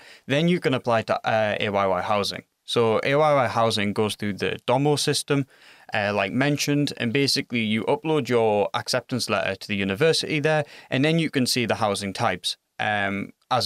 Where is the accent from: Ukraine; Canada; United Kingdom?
United Kingdom; England; moved away as an adult; now in Finland; I'm from England